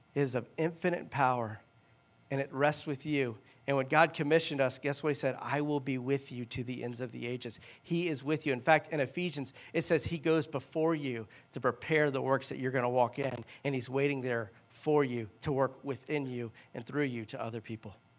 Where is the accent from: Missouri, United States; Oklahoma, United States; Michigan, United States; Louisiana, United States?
Louisiana, United States; now in Cincinnati, United States; I'm from Louisiana